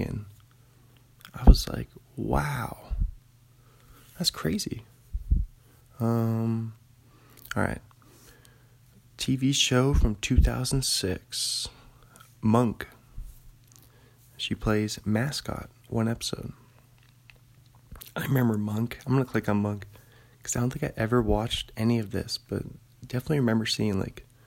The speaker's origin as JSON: {"language": "English", "town": "Bothell", "region": "Washington", "country": "United States", "tie": "born or raised there", "moved": "as an adult", "lives_now": "Pullman, United States", "said": "north of Bothell, my hometown Bothell"}